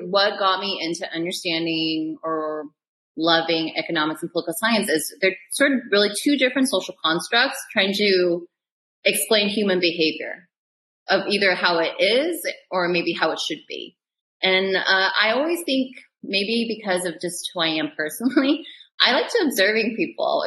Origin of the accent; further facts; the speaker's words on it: Seattle, Washington, United States; moved away as an adult; also born or lived in Chicago / London; now in Los Angeles, United States; I came from the Seattle area, small little white suburb, grew up there for 18 years, left for Northwestern in Chicago